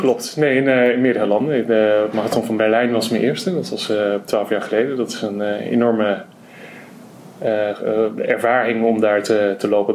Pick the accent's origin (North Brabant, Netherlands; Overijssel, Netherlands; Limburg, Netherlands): Overijssel, Netherlands; Twente; moved away as an adult; now in Groningen, Netherlands; ik ben geboren en getogen in Overijssel in Twente een dorpje vlakbij Almelo